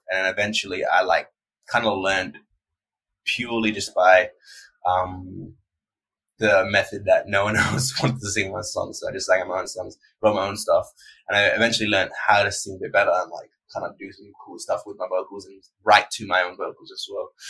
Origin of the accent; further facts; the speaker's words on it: Perth, Western Australia, Australia; I was born in Perth. I still live in Perth, Western Australia.